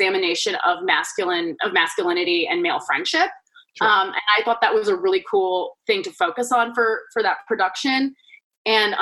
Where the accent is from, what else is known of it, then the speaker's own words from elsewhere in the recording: Baltimore, Maryland, United States; also born or lived in Towson / New York; I was born and raised in Baltimore